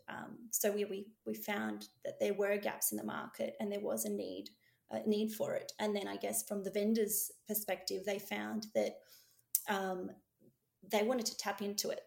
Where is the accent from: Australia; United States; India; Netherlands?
Australia; Melbourne, Victoria; I was born in the west of uh, of Melbourne, um, and I now live in the northwest of Melbourne in uh, Tullamarine